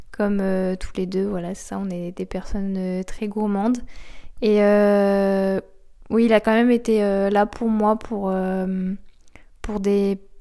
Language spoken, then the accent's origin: French; Normandy, France; j'ai grandi euh, en Normandie, dans une jolie maison de campagne